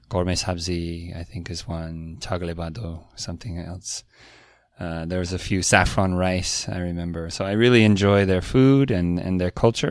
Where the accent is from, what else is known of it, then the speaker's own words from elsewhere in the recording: Silicon Valley, California, United States; There is a very big Iranian community in, uh, in California near where I grew up